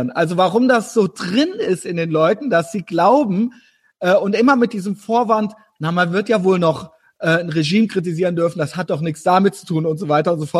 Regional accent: Germany

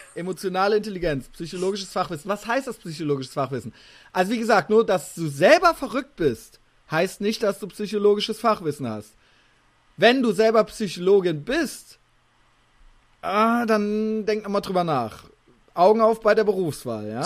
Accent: Koblenz, Rhineland-Palatinate, Germany; moved away; aus meiner alten Heimat

